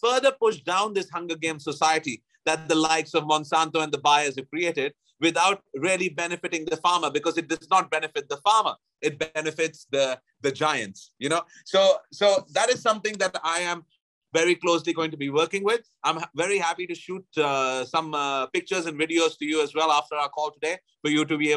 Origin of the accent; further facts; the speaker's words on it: Allahabad, Uttar Pradesh, India; moved away as an adult; now in Thailand; my hometown of Allahabad